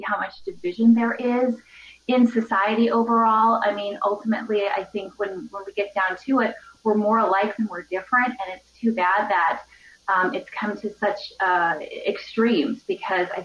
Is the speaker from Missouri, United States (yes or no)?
no; Wausau, Wisconsin, United States; I grew up in Wausau